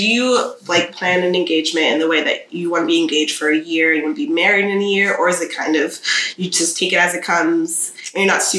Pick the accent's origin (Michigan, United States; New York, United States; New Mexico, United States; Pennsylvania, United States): New York, United States; We met in New York in like high school. So everyone from the party is from New York.